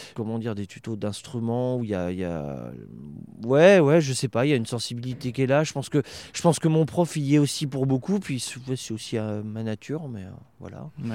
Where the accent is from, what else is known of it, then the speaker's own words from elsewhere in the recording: Bourges, Centre-Val de Loire, France; moi je suis originaire de Bourges